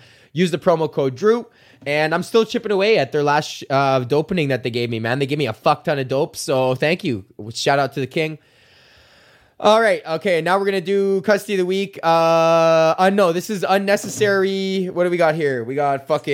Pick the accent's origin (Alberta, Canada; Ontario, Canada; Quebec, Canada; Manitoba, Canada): Alberta, Canada; Edmonton; I lived in a neighborhood called Highlands, which is the neighborhood next to Beverly